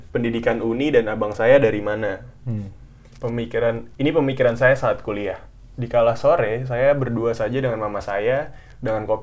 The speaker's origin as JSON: {"language": "Indonesian", "region": "Bengkulu", "country": "Indonesia", "said": "Perkenalkan … asal dari kota Bengkulu."}